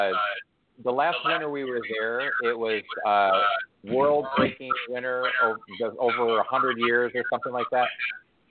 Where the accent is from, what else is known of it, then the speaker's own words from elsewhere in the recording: Ohio, United States; also born or lived in Chicago, Illinois; now in California, United States; I was born and raised in Ohio, but I lived longer in Chicago